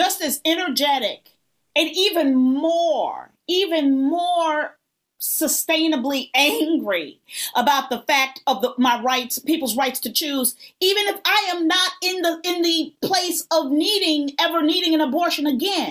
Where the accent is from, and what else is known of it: United States